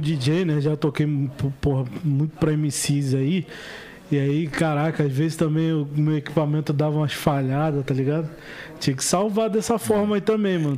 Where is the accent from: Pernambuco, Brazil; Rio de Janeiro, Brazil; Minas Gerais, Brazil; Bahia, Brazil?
Rio de Janeiro, Brazil; na Nova Holanda lá, onde eu fui criado